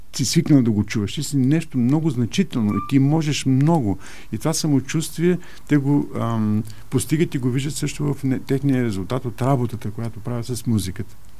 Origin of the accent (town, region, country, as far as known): Bulgaria; now in Germany